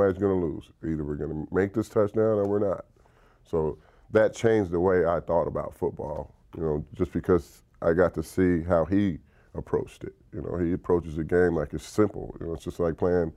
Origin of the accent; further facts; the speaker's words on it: Dallas, Texas, United States; moved away; the Cowboys, my hometown team